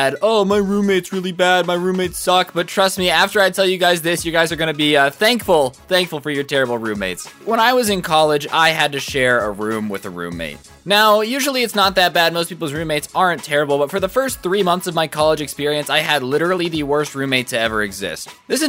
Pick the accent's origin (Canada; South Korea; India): South Korea; I'm here for the summer since I'm from Korea.